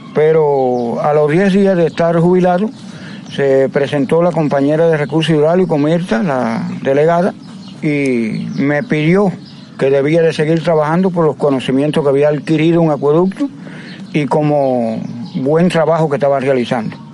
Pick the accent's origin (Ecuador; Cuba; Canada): Cuba; Majibacoa, Las Tunas; now in Jobabo, Cuba; Soy nativo de Majibacoa, pero ya me siento ser jovense Vine para aquí, para Jobabu, con mis padres porque se mudaron para aquí